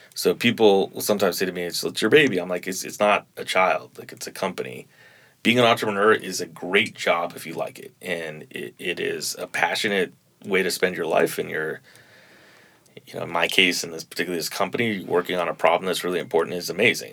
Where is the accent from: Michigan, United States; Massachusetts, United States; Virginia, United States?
Massachusetts, United States; Boston; moved away as an adult; now in New Orleans, United States; I grew up in Boston.